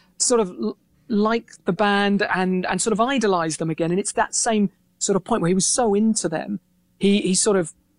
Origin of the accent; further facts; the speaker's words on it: Reading, South East England, United Kingdom; growing up in Reading, which is, you know, just, I guess it's like the equivalent of a flyover state over there.